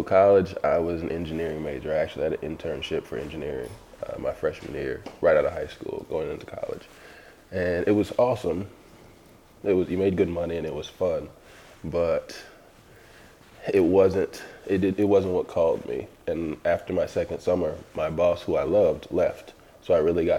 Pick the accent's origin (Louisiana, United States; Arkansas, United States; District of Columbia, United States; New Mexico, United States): Louisiana, United States; New Orleans; moved away; I'm from New Orleans originally